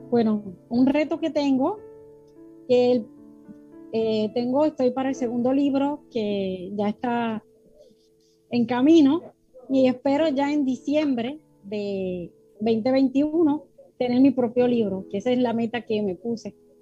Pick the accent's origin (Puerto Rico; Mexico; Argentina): Puerto Rico; soy de Puerto Rico